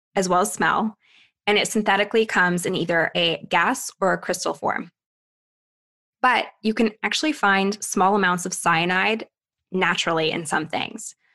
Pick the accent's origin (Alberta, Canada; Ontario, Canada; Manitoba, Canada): Ontario, Canada; Thunder Bay; moved away; my days in Thunder Bay, Ontario